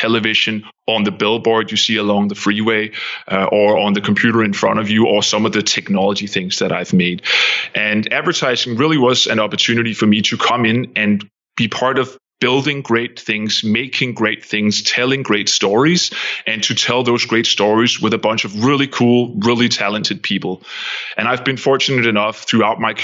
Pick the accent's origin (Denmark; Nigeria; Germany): Denmark; moved away as an adult; also born or lived in Copenhagen; now in United States; I'm from Denmark